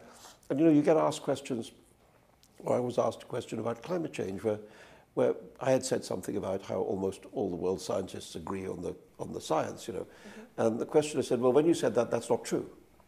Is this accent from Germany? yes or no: no; India; also born or lived in England; now in United States; I was a migrant from India to England. I was a migrant from England to the United States. I mean, I spent my life being a migrant